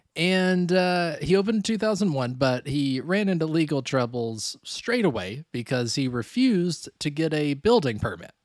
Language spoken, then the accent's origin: English; Gatlinburg, Tennessee, United States; also born or lived in San Francisco; now in Chicago, United States; growing up near Gatlinburg